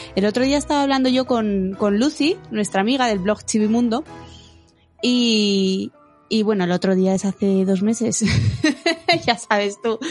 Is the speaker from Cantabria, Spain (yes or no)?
no; Bilbao, Basque Country, Spain; soy de Bilbao y Bilbao es un sitio frío, y húmedo.